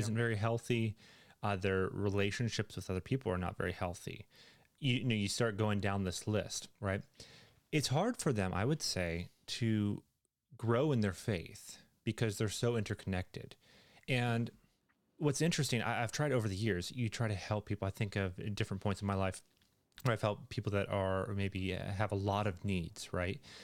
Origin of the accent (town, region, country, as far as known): Canada